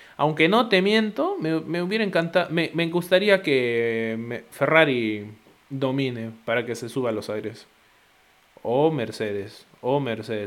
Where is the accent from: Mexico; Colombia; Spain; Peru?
Peru; yo soy peruano